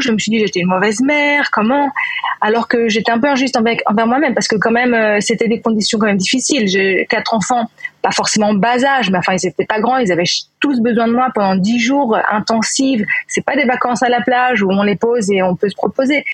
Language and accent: French; Neuilly-sur-Seine, Île-de-France, France; moved away as an adult; now in Israel; j'ai grandi à Neuilly, donc dans banlieue parisienne